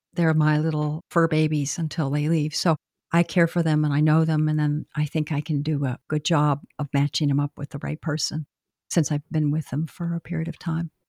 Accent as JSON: {"language": "English", "town": "Boston", "region": "Massachusetts", "country": "United States", "moved": "as an adult", "lives_now": "Southern Pines, United States", "said": "I'm actually from Boston. really a northerner, but I came down here"}